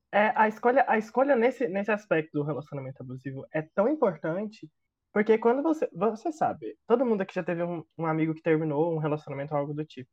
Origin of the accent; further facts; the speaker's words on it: Goiás, Brazil; eu sou muito goiano